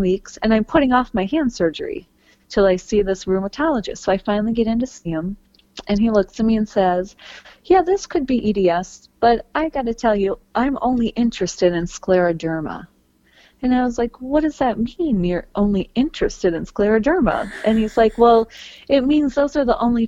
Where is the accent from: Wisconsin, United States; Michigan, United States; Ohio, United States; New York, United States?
Wisconsin, United States; Green Bay; I grew up in Green Bay, Wisconsin